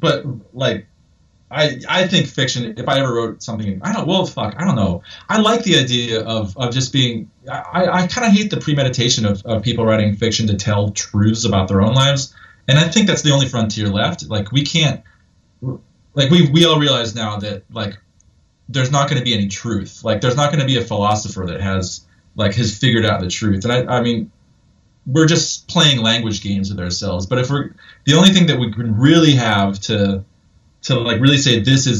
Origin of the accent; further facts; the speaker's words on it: Ireland; Like, I'm an Irish person, and this I can tell you for a fact, this is not how it is to be Irish.